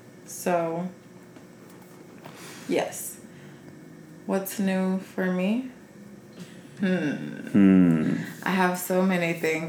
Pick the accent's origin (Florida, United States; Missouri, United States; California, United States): California, United States; Carson; I'm from Carson.